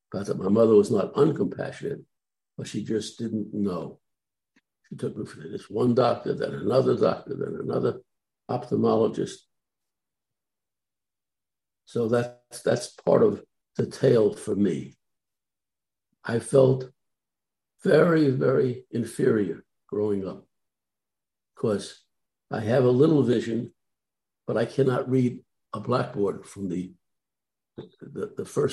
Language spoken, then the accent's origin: English; New York City, New York, United States; I was born and raised in New York City, in the borough of Brooklyn, New York.